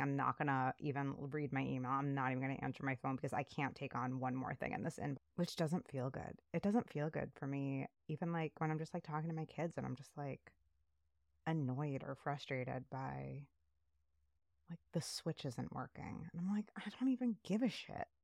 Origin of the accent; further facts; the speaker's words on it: New York City, New York, United States; I grew up in New York City